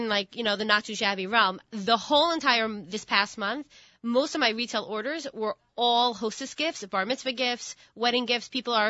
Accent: Long Beach, United States; And then I grew up in Long Beach. I spent my high school years in Long Beach

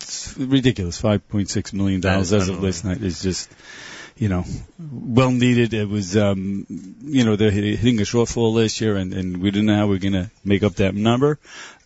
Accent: Brooklyn, New York, United States; Brooklyn, New York.

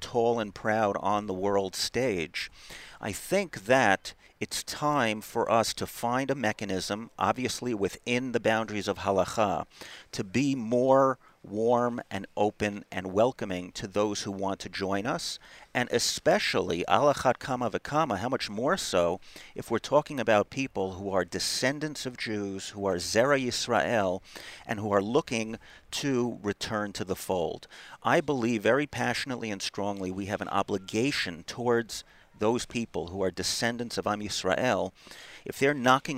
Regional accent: New York area, United States; moved away as an adult; now in Israel; I grew up in the New York area.

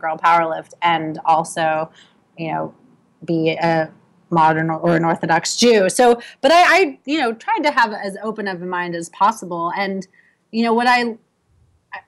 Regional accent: outside of Philadelphia, Pennsylvania, United States; moved away as an adult; also born or lived in Medford, Massachusetts / Brooklyn, New York; now in New York, United States; I grew up outside of Philadelphia

